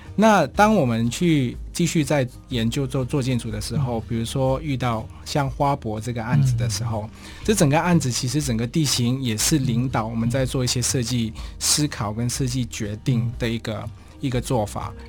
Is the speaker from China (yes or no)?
no; Malaysia; now in Taiwan; 我是马来西亚人，但是在台湾好像又不是外国人，因为看起来就跟台湾人长得一模一样